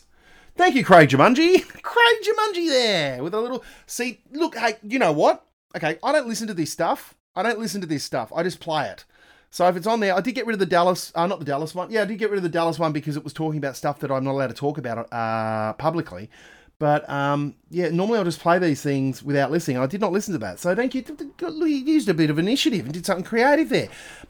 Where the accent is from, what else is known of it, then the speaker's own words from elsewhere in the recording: Australia; We are Australian.